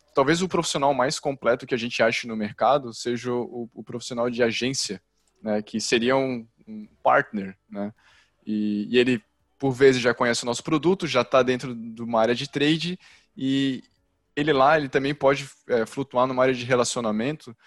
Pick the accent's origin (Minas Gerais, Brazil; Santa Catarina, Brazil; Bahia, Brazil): Santa Catarina, Brazil; Florianópolis; responsável pelo time de CS na Involves, tenho 31 anos, sou de Floripa